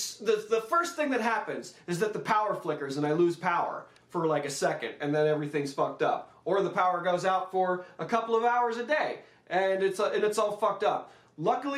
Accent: Los Angeles, California, United States; moved away as an adult; now in Midwest, United States; It's my hometown

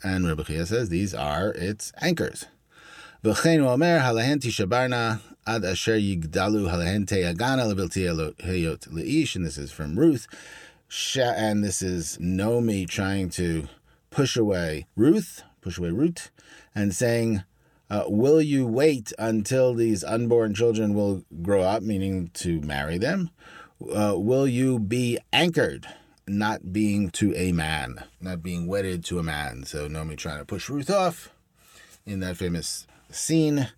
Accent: Brooklyn, New York, United States; I'm from Brooklyn.

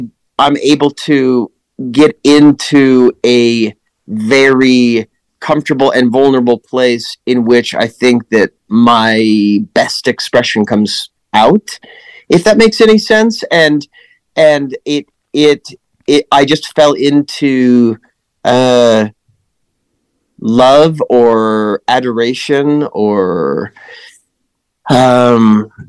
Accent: Lincoln, Nebraska, United States; moved away; I grew up in Lincoln, just capital

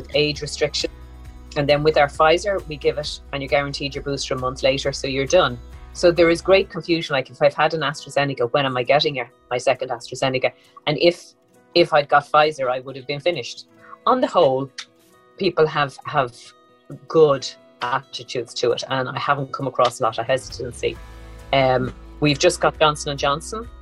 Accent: Dublin, Leinster, Ireland; Born and raised in Dublin, capital of Ireland

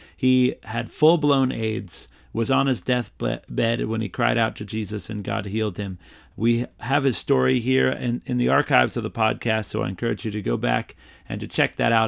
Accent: North Carolina, United States; I'm from North Carolina, from a large homeschool family.

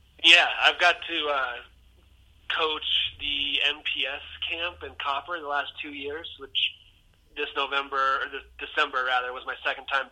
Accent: Olympic Valley, California, United States; growing up in Squaw

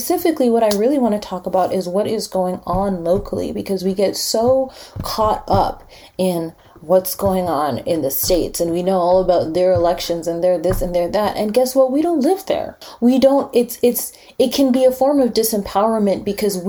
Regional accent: Winnipeg, Manitoba, Canada; also born or lived in Montreal; I was born and raised here

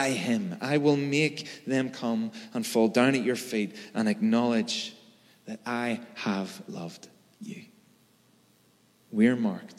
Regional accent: Belfast, Northern Ireland, United Kingdom; I'm from Belfast, right? I know how to navigate bomb scares and plastic bullets.

